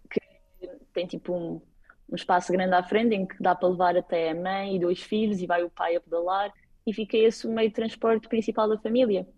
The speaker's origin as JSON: {"language": "Portuguese", "region": "Madeira", "country": "Portugal", "moved": "as an adult", "lives_now": "Copenhagen, Denmark", "said": "Quando digo que sou da Madeira"}